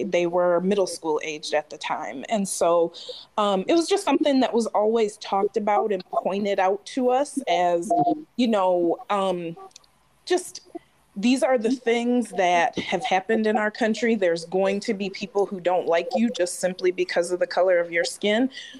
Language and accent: English; St. Joseph, Michigan, United States; Some of my closest friends growing up in St. Joe are white.